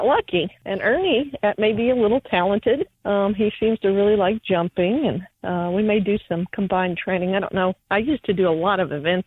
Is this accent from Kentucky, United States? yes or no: yes; Kentucky, United States; moved away; also born or lived in Virginia; I grew up in Kentucky mostly and did pony club